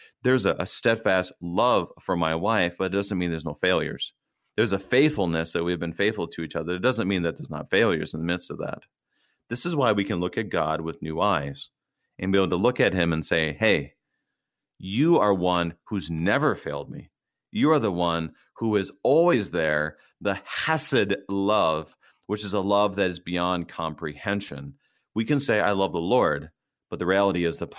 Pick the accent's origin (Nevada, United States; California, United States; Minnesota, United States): Minnesota, United States; I'm a Minnesotan